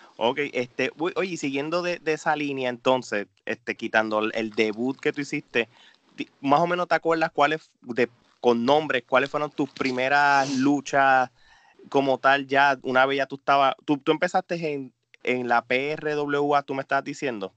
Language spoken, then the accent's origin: Spanish; Puerto Rico; somos nos criamos juntos en Puerto Rico